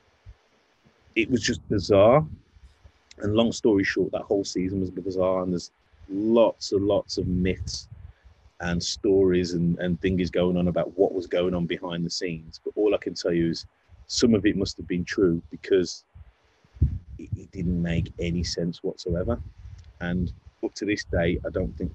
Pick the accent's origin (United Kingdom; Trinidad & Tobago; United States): United Kingdom; Wolverhampton, West Midlands; I'm from Wolverhampton.